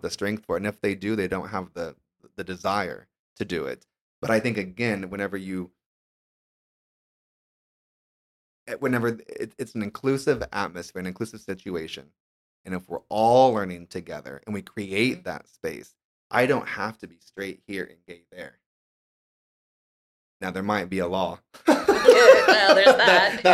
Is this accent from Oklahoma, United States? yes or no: yes; Tulsa, Oklahoma, United States; I'm just guy from Tulsa, Oklahoma, that didn't have any reason to know Spanish if it weren't for my awesome teacher, Senora Atkins, in high school